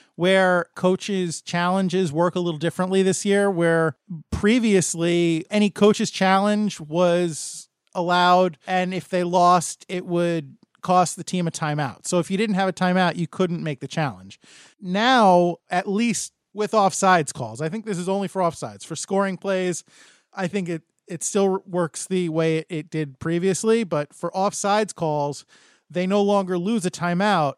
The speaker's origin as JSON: {"language": "English", "country": "United States", "said": "I'm an American"}